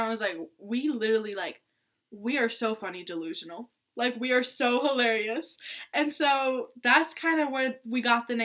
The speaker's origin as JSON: {"language": "English", "town": "Athens", "region": "Georgia", "country": "United States", "tie": "born or raised there", "also_born_or_lived": "Iraq / Jordan", "said": "since I was 5, I've been living in Athens"}